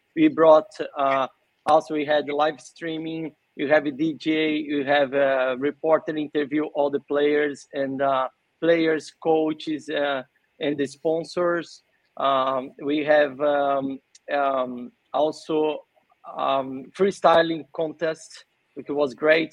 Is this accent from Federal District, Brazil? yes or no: no; São Paulo, Brazil; moved away as an adult; now in Sydney, Australia; I'm from Brazil, São Paulo